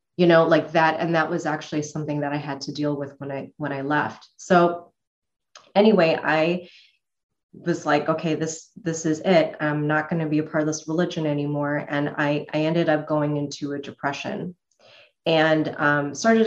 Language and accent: English; Chicago, Illinois, United States; moved away as an adult; now in Arizona, United States; Illinois is where I was born, in Chicago, and so I was raised in the Midwest